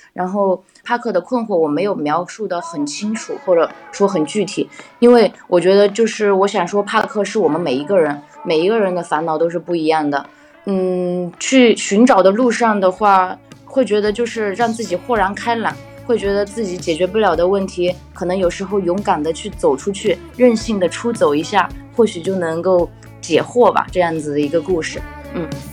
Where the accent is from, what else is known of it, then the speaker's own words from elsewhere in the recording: Yunnan, China; now in Changsha, China; 我是云南的